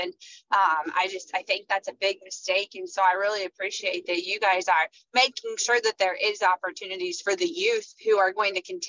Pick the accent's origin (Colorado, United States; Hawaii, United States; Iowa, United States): Iowa, United States; I'm from Iowa